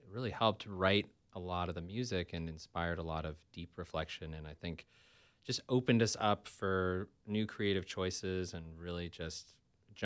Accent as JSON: {"language": "English", "area": "Bay Area", "region": "California", "country": "United States", "tie": "born or raised there", "moved": "yes", "said": "I grew up in the Bay Area"}